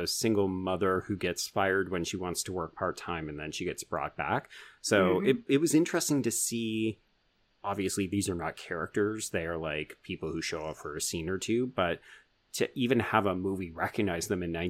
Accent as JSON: {"language": "English", "country": "Canada", "said": "Like, we don't have a Canadian dream in mm-hmm. the same mode."}